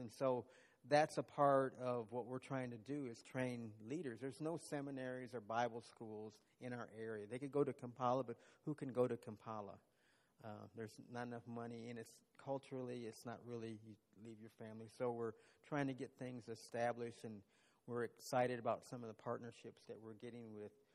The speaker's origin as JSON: {"language": "English", "region": "Texas", "country": "United States", "moved": "as an adult", "lives_now": "Uganda", "said": "as a Texan"}